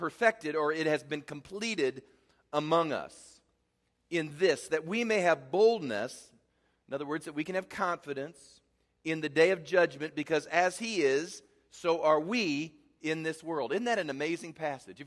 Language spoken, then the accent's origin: English; Midwest, United States; I grew up in the Midwest